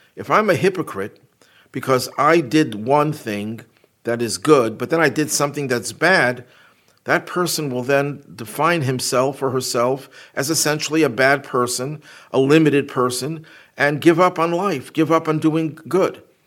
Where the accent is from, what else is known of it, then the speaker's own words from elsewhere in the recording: Buffalo, New York, United States; my hometown of Buffalo